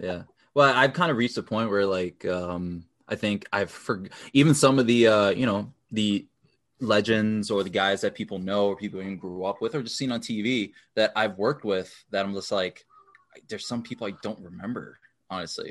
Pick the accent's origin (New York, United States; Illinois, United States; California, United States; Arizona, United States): New York, United States; now in Minnesota, United States; I grew up in New York, in the Bronx, New York